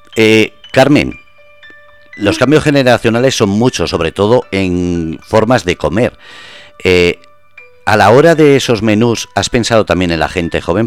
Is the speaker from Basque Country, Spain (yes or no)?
yes; Basque Country, Spain; moved away as an adult; now in Murcia, Spain; yo soy vasco, llevo seis años aquí